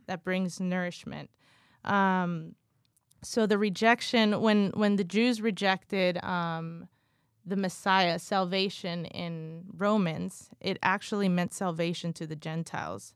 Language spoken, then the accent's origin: English; California, United States; also born or lived in Guatemala; I was born in Guatemala, raised in California, literally grew up in the church